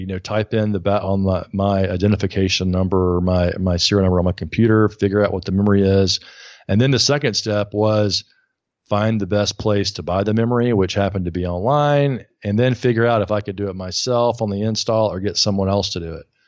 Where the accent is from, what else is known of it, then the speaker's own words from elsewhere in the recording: Alabama, United States; now in New York, United States; I'm from Alabama, living in New York